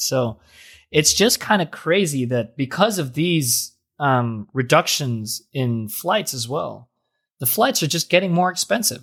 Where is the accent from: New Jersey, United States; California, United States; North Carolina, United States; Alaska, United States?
New Jersey, United States; Jersey City; I'm from Jersey City.